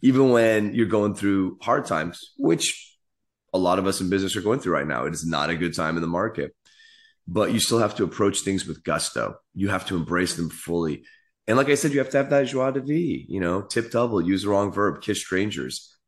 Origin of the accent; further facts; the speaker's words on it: San Francisco, California, United States; I grew up in the city